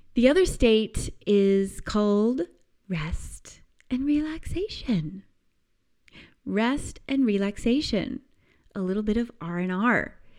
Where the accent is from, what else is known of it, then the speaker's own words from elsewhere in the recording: United States; I remember summer growing up in the United States as this amazing time of just endless freedom